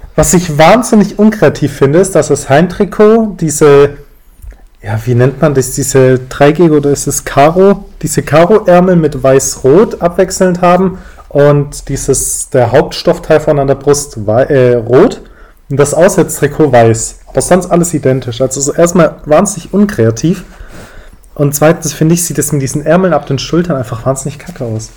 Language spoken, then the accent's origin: German; Stuttgart, Baden-Württemberg, Germany; now in Berlin, Germany; Ich komme ursprünglich aus Stuttgart, lebe jetzt aber auch in Berlin.